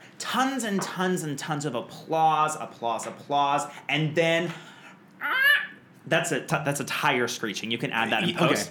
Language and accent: English; Montgomery, Texas, United States; now in New York, United States; I'm originally from small town Texas.